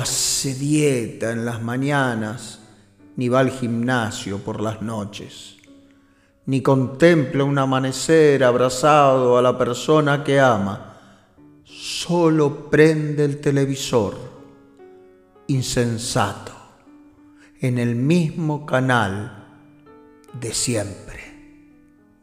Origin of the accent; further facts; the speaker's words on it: Buenos Aires, Argentina; moved away as an adult; now in Barcelona, Spain; yo nací en Buenos Aires y acá estoy pasando ya 23 años en esta tierra que me recibió